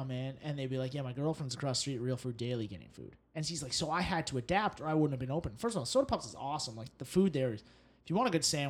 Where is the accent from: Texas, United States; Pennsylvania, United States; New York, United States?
New York, United States; New York City; Chestnuts are the side because I'm from New York, and it just reminds me of New York winters when we have chestnuts.